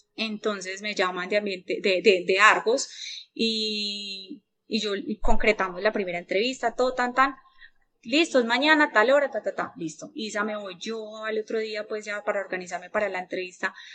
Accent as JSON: {"language": "Spanish", "area": "Paisa", "region": "Antioquia", "country": "Colombia", "said": "Como buena paisa"}